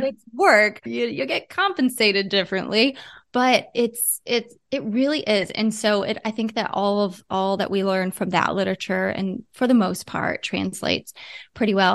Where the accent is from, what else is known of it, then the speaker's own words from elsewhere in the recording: Ohio, United States; moved away; I'm from Ohio originally.